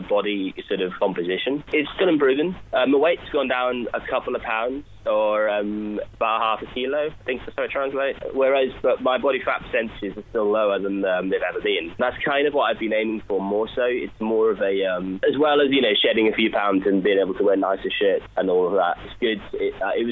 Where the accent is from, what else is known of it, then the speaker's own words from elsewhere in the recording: Wales, United Kingdom; moved away; I'm from Wales, from the Welsh coast.